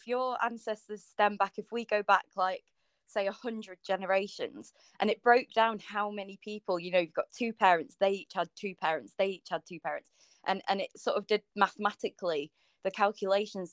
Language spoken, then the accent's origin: English; North West England, United Kingdom; I was born in the Northwest